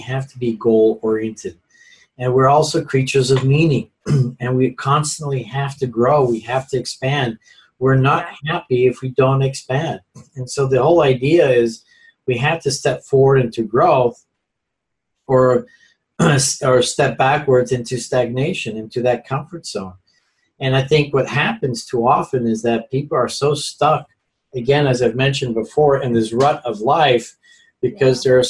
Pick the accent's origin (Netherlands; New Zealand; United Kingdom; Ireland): Netherlands; now in United States; I'm also an immigrant. I came from Holland.